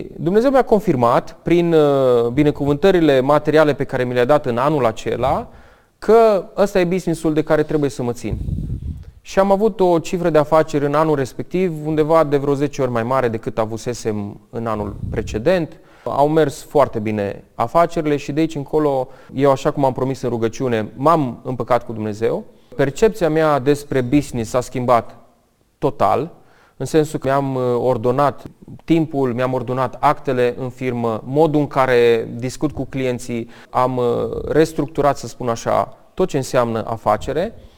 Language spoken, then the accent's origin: Romanian; Romania; also born or lived in United States; m-a făcut să mă întorc înapoi în România pentru că mi-era și foarte dor de casă. Mi-am dat seama că sunt legat de România